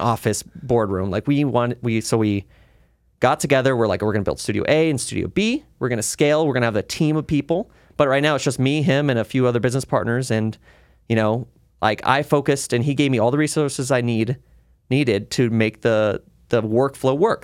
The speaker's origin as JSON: {"language": "English", "town": "Las Vegas", "region": "Nevada", "country": "United States", "tie": "born or raised there", "said": "Las Vegas locals always have different stories because I st, I grew up in the Northwest area"}